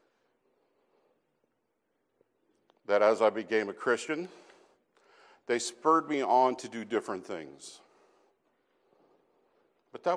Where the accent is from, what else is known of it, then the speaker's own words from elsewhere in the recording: Casper, Wyoming, United States; moved away; I grew up in Casper, Wyoming